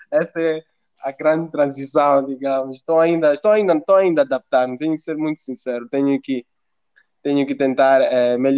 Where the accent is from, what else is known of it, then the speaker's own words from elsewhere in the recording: Mozambique; now in Italy; sou, sou de Moçambique, sou africano. E é uma coisa que eu tento, por exemplo, implementar mesmo em Itália.